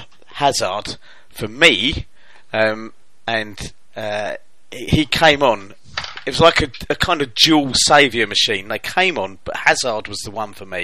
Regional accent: England, United Kingdom; I'm English

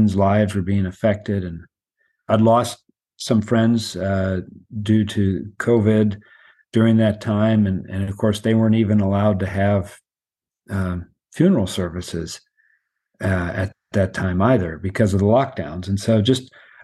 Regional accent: United States; I'm an American and traveling back and forth to Myanmar for a few years now

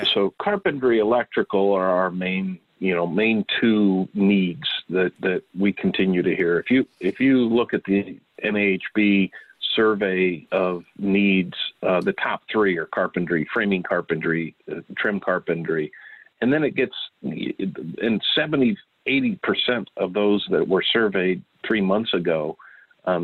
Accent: Bloomington, Illinois, United States; I'm from Bloomington, Illinois

